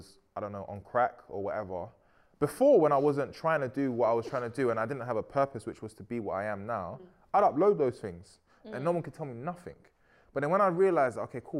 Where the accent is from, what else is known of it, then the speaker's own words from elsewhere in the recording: London, United Kingdom; I'm from Peckham